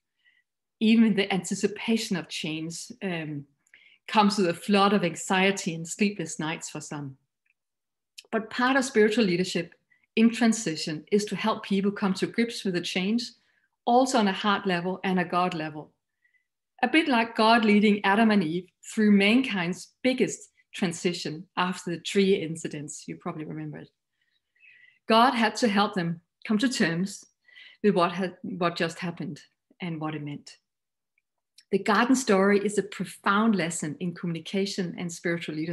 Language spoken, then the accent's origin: English; Denmark; English is a second language; You might find my accent a little funny, but I am Danish